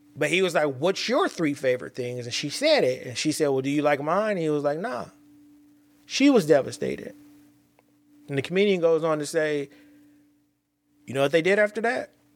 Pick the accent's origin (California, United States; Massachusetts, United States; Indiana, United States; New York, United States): California, United States; I'm from Cali